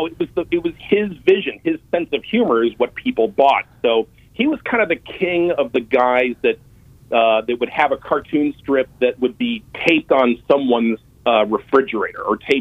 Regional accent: Washington, District of Columbia, United States; also born or lived in Ohio; I grew up in Washington, D.C. We moved when I was 10 because my dad's career was taking off

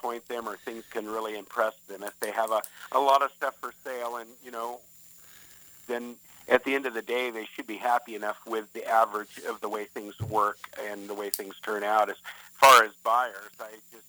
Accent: Southern California, United States; also born or lived in Northwest Arkansas; I was born and raised in Southern California, but my grandfather and all my rest of my family was from Northwest Arkansas

